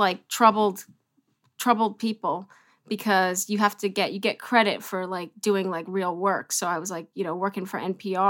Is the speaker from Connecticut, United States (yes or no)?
no; New York City, New York, United States; I grew up around 18th Street, actually